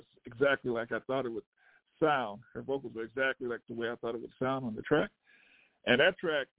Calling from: Southern New Jersey, United States; I'm calling from New Jersey.

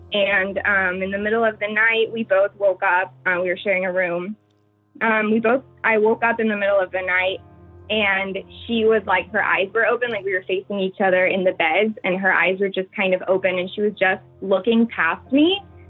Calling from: New York, United States; I'm in New York.

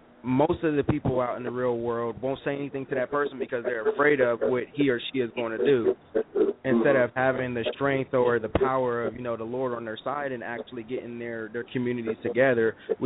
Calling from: Columbus, Ohio, United States; I'm calling from Columbus, Ohio.

